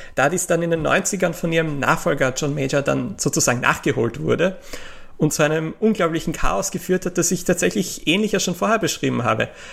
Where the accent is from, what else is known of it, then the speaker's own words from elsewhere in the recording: Austria; kann ich als Österreicher